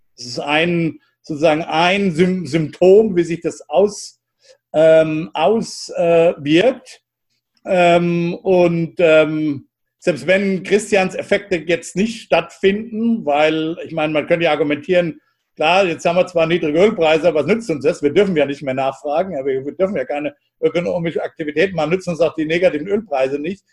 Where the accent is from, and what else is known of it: United States